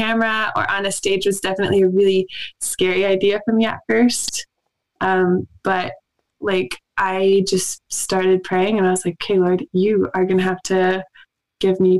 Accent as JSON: {"language": "English", "region": "Southwest Missouri", "country": "United States", "tie": "born or raised there", "said": "I actually grew up in a little town in Southwest Missouri"}